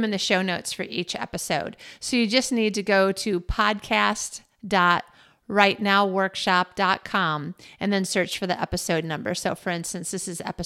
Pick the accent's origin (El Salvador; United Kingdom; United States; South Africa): United States; now in Malmö, Sweden; about being an American in Malmo, Sweden